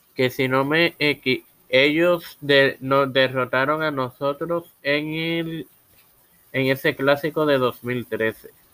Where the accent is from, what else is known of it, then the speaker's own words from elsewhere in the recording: Puerto Rico; soy puertorriqueño y mi corazón va a Puerto Rico